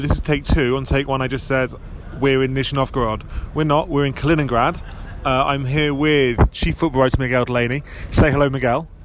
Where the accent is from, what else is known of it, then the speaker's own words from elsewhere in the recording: England, United Kingdom; as an English person